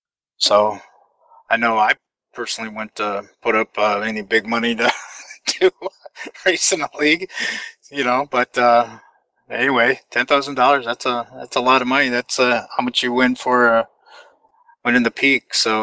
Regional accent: Finland; English is a second language; even though you're from my home country of Finland.

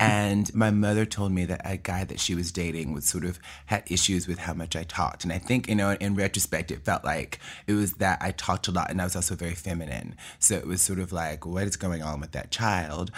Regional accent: Mobile, Alabama, United States; accent: southern; moved away as an adult; also born or lived in Birmingham, Alabama / New York; I was born and raised in Mobile, Alabama, and my mother was a teacher

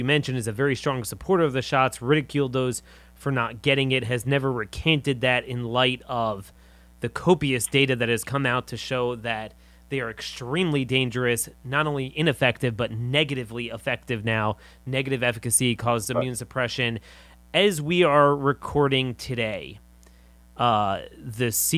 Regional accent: Maryland, United States; I'm from Maryland

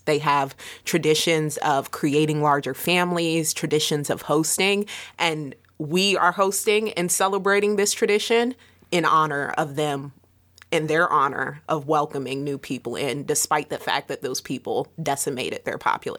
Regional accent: India; Indians? I'm from India. What do you mean?

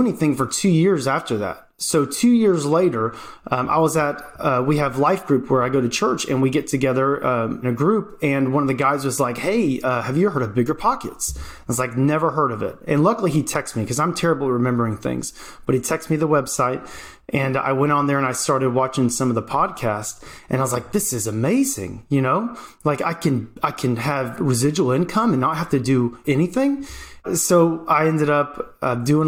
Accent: Georgia, United States; moved away as an adult; now in Oklahoma, United States; I'm from Georgia and I moved from Oklahoma with my family

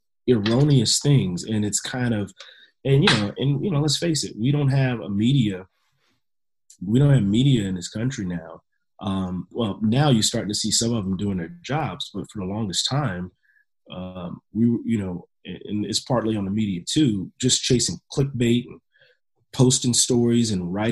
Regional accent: Louisiana, United States; I grew up in Louisiana

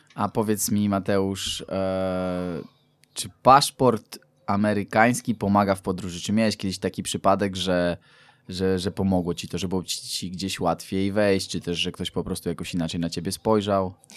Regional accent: Poland; jestem z Polski

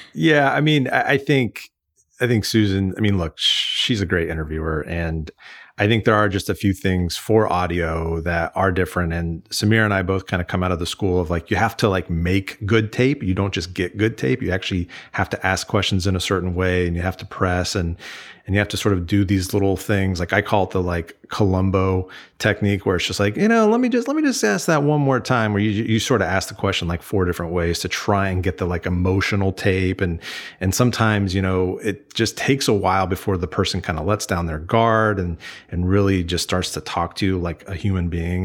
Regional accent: Kansas, United States; I grew up in Kansas

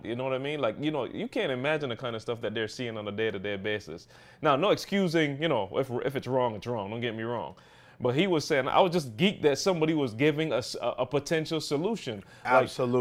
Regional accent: Barbados; now in Michigan, United States; the perspective that I have growing up in Barbados.

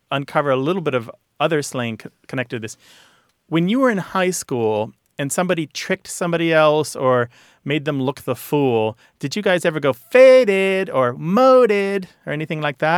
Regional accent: Missouri, United States; where I grew up in Missouri saying psych

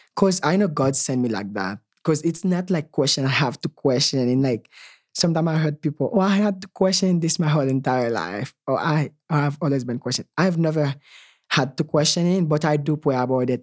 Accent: Haiti; moved away; growing up in Haiti

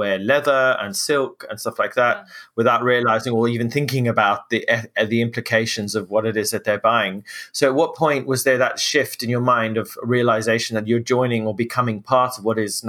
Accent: Zimbabwe; now in United Kingdom; I moved to the UK from Zimbabwe where I grew up

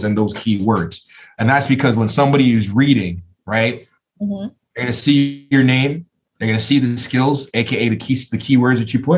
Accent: Toronto, Ontario, Canada; I'm from Toronto

